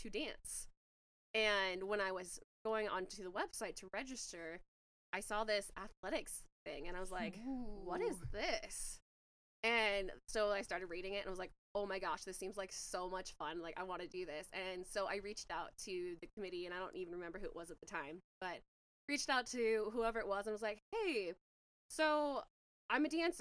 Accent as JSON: {"language": "English", "town": "Spokane", "region": "Washington", "country": "United States", "tie": "born or raised there", "said": "I'm from Spokane, Washington. and I went to Shadle Park"}